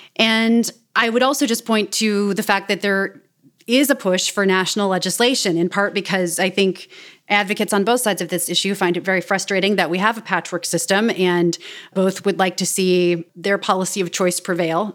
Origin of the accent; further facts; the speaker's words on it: Kansas City, Missouri, United States; moved away; I grew up in Kansas City, Missouri